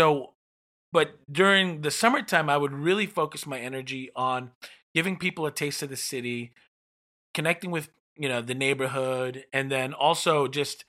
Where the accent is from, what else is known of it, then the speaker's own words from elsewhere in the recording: New York, United States; I'm from New York